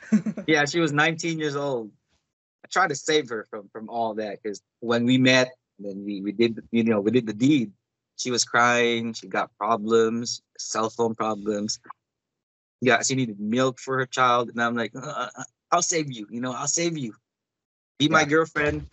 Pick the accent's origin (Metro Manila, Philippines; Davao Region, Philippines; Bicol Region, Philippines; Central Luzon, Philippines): Davao Region, Philippines; Davao City; now in United States; I'm from Davao